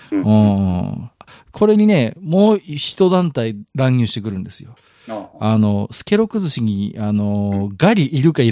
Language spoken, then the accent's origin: Japanese; Tohoku, Japan; 僕は、はね、東北人なんでね